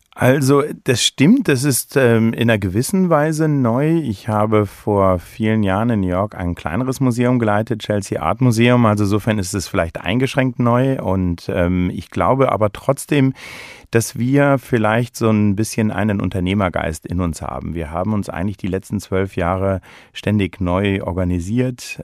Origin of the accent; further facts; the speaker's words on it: Germany; moved away as an adult; also born or lived in London / Switzerland / United States; now in Berlin, Germany; bin eben gebürtiger Deutscher